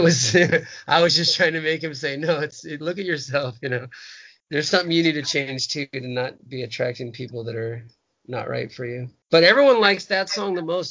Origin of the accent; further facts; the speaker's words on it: Huntington Beach, California, United States; my punk rock days growing up in Huntington Beach